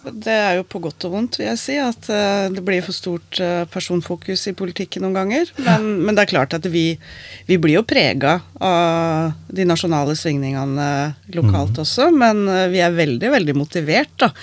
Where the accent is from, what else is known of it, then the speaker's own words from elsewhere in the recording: Skien, Vestfold og Telemark, Norway; jeg har vokst opp på Skottfoss.